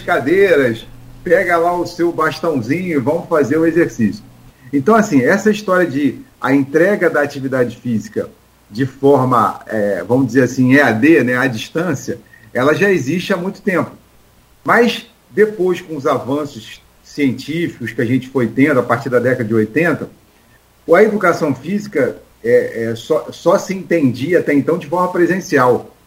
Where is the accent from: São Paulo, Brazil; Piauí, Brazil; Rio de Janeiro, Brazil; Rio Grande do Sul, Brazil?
Rio de Janeiro, Brazil; lá no Rio, eu sou carioca